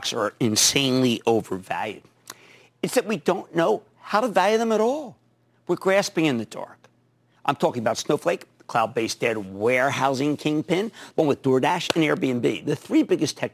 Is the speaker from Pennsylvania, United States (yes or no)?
yes; Pennsylvania, United States; my home state of Pennsylvania.